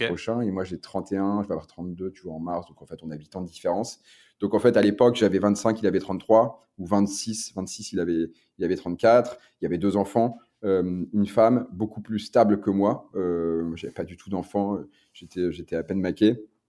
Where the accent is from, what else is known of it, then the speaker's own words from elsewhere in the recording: Lille, Hauts-de-France, France; comme je viens du Nord, bah, je, suis lillois, on est à Lille.